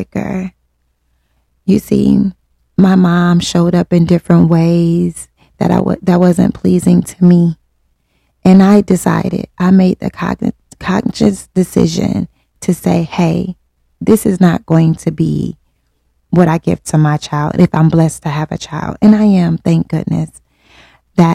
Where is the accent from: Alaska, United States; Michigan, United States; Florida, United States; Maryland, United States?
Michigan, United States; Detroit; born and raised in Detroit. Yes, West Side